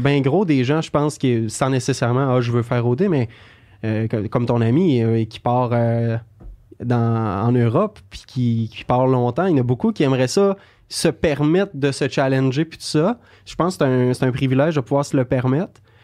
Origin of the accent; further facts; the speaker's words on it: Beauce, Quebec, Canada; now in Montreal, Canada; j'ai grandi en Beauce, puis en arrière de chez mes parents